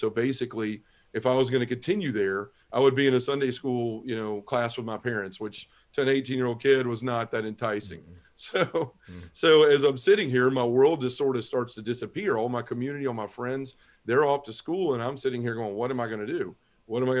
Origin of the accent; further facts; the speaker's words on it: Memphis, Tennessee, United States; I was born and raised in Memphis, Tennessee. It's where I live now